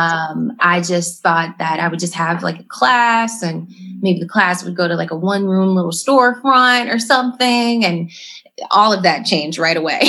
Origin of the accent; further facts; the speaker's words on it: Los Angeles, California, United States; now in Chicago, United States; growing up in Los Angeles